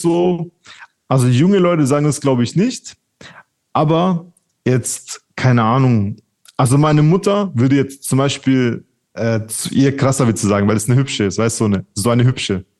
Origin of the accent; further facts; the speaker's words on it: Czechia; ich bin ja Tscheche